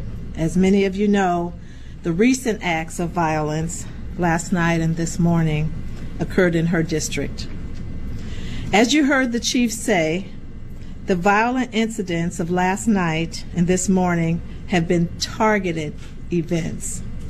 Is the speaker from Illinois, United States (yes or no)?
yes; Peoria, Illinois, United States; As many of you know, I grew up on the South Side of Peoria. My family still lives there.